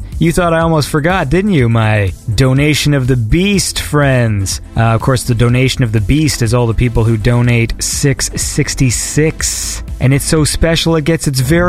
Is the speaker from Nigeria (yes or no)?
no; England, United Kingdom; I'm English